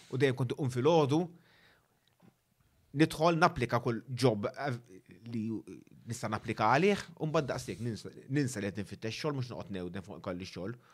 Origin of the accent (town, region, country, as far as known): Malta